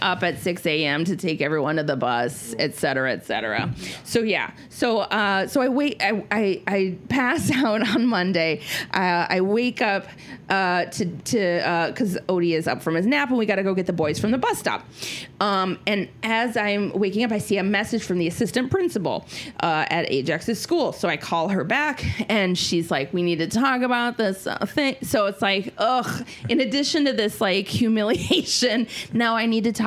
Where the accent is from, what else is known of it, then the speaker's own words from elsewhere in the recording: Minnesota, United States; I'm Minnesotan